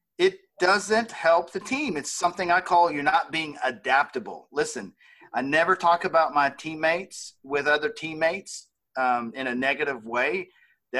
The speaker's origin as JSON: {"language": "English", "region": "the South", "country": "United States", "said": "we're from the South"}